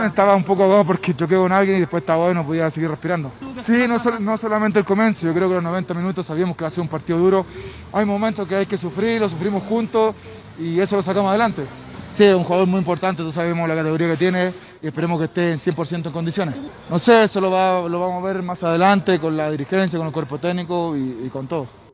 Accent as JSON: {"language": "Spanish", "country": "Chile"}